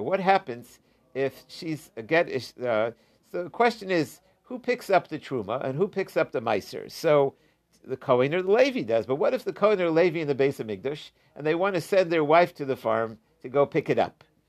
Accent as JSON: {"language": "English", "region": "Ohio", "country": "United States", "tie": "born or raised there", "said": "I grew up in Ohio"}